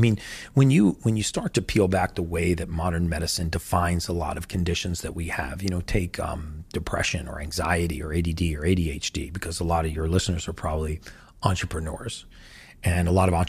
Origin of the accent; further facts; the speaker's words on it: United States; I know you guys don't have Thanksgiving in the UK, but I'm from America.